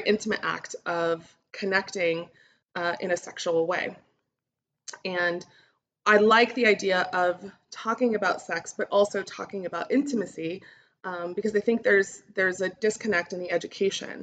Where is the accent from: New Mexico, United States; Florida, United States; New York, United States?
New Mexico, United States; Albuquerque; now I am recording from Albuquerque, New Mexico, which is where I'm from